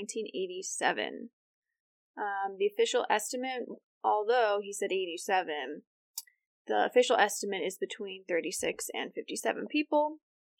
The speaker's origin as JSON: {"language": "English", "region": "Ohio", "country": "United States", "said": "We're from Ohio"}